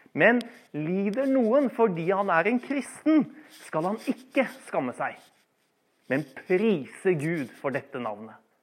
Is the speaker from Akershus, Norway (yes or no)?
yes; Bærum, Akershus, Norway; Jeg vokste opp i Bærum eh, i mine ungdomstider